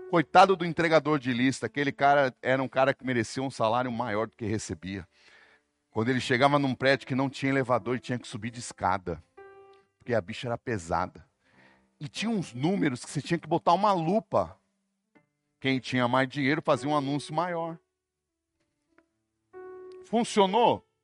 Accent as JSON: {"language": "Portuguese", "region": "São Paulo", "country": "Brazil", "tie": "born there", "also_born_or_lived": "Brasília / Fortaleza / Salvador", "said": "Sou urbano. Nasci em São Paulo, morei em Brasília, morei em Fortaleza, morei em Salvador, só morei em capital."}